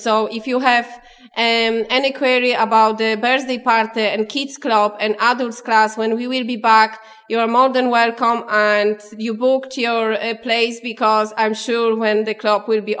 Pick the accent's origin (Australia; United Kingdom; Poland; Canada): Poland; now in Clonmel, Ireland; I'm from Poland.